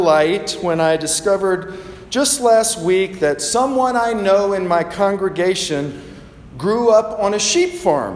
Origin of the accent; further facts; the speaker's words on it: the South, United States; I grew up in the South